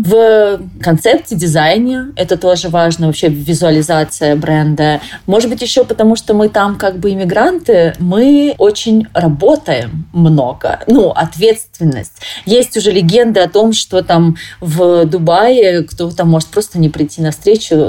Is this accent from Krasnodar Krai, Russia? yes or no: yes; Krasnodar, Krasnodar Krai, Russia; moved away as an adult; also born or lived in Moscow / Dubai; Я сама из Краснодара